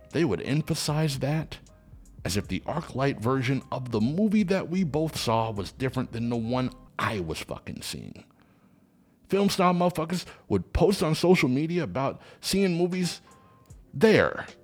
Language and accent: English; Los Angeles, California, United States; Listen, I grew up in Los Angeles, so I think of the Cinerama Dome as a real big deal and imagine seeing it at the Cinerama Dome.